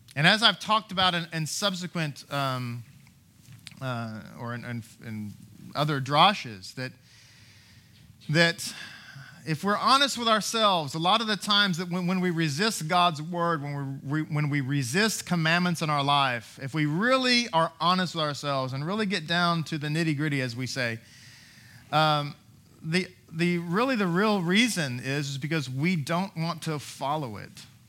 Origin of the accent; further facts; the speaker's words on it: Texas, United States; I am an American, I'm a U S citizen, all those things, right? It's all the same thing. Texan